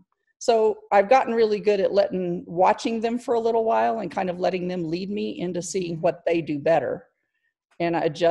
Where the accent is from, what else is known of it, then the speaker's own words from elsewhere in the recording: Clovis, New Mexico, United States; I am from Clovis, New Mexico. I've lived here most of my life.